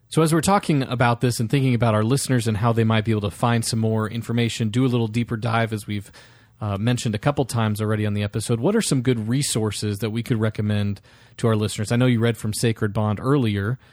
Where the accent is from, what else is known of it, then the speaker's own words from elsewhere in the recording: Iowa, United States; moved away as an adult; also born or lived in Nashville, Tennessee; now in Omaha, United States; I was born in Iowa, born and raised there